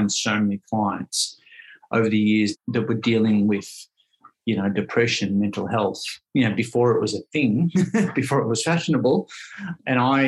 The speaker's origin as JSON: {"language": "English", "town": "Ocean Grove", "region": "Victoria", "country": "Australia", "tie": "born or raised there", "also_born_or_lived": "Melbourne", "said": "I grew up here in Ocean Grove, and I moved back down here after 20 years being up in Melbourne in the city."}